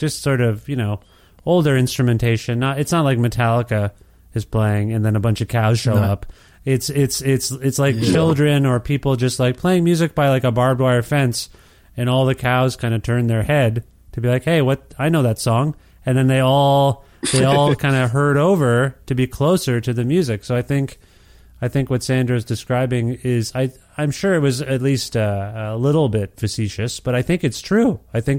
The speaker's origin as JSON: {"language": "English", "region": "Ontario", "country": "Canada", "said": "I'm from Ontario, as you both know. I lived there almost my entire life."}